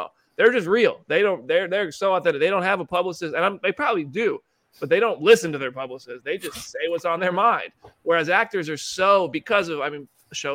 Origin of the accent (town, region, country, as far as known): United States